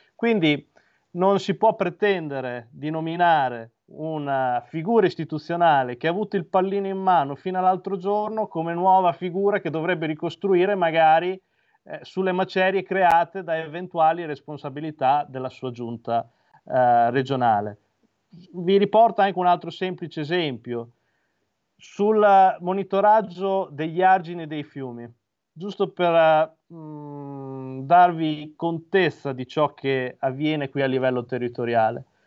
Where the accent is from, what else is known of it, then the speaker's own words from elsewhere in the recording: Imola, Emilia-Romagna, Italy; Io, come hai giustamente ricordato, provengo da Imola